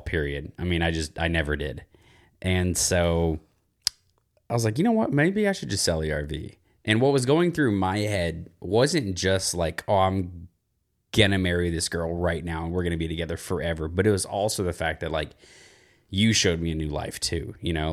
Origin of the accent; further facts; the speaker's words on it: small town outside of Dallas, Texas, United States; moved away; I'm from a very small town outside of Dallas, Texas